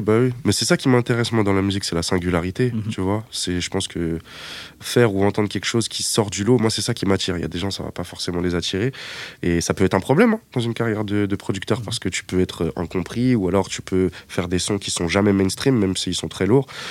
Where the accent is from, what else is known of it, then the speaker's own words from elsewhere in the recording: Épinay-sur-Seine, Île-de-France, France; j'habitais à Épinay-sur-Seine quand j'étais vraiment très jeune